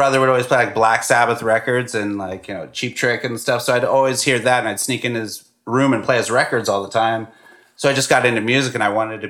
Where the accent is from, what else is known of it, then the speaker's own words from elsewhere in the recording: Fresno, California, United States; also born or lived in Los Angeles; I was born in Fresno, California.